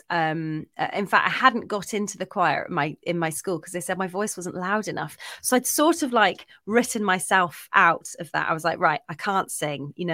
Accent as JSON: {"language": "English", "region": "Scotland", "country": "United Kingdom", "said": "I'm actually Scottish. I've just got a really useless kind of boring accent that's been kind of, you know, it's just disappeared over the years."}